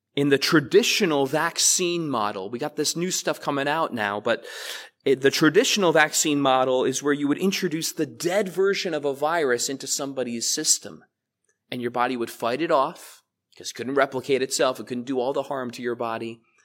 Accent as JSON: {"language": "English", "town": "South Amboy", "region": "New Jersey", "country": "United States", "tie": "born or raised there", "said": "I was raised in this church. You guys know that. I grew up in the Sunday school here."}